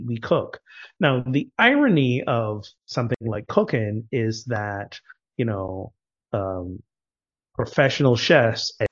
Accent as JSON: {"language": "English", "country": "Barbados", "also_born_or_lived": "United States", "moved": "yes", "lives_now": "Morocco", "said": "my home country, Barbados, which arguably is a little more gender progressive"}